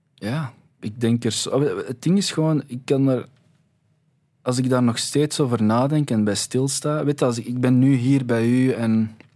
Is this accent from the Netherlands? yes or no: no; Belgium; wij zijn hier geboren